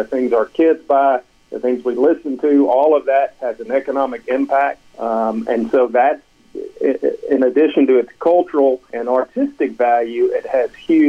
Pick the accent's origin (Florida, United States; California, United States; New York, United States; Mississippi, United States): Mississippi, United States; Greenwood; I grew up in Greenwood, you know, on the hillside of the Delta as opposed to the riverside